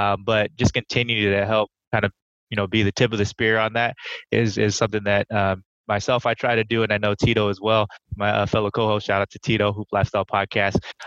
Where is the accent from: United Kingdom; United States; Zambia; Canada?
United States; Sunnyvale, California; I was born and raised in Sunnyvale, California, in the Bay Area